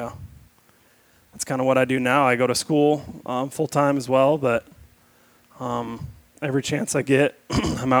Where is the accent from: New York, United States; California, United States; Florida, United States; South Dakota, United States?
South Dakota, United States; Rapid City; now in Utah, United States; I'm originally from South Dakota, Rapid City. Best kept secret of the West right there